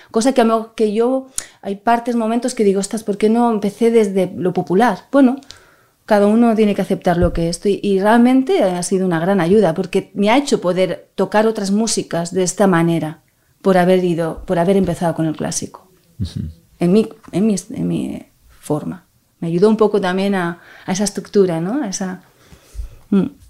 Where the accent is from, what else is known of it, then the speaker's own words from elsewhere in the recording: Barcelona, Catalonia, Spain; he nacido en Barcelona